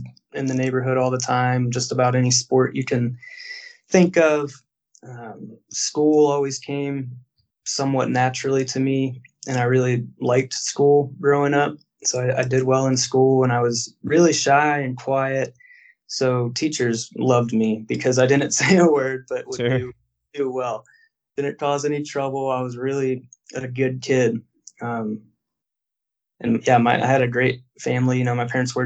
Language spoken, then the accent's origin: English; Canton, Ohio, United States; moved away as an adult; also born or lived in Columbus, Ohio / Pittsburgh, Pennsylvania; now in Cincinnati, United States; Grew up in Canton, Ohio, and I've lived in Cincinnati now for the past 9 or 10 years.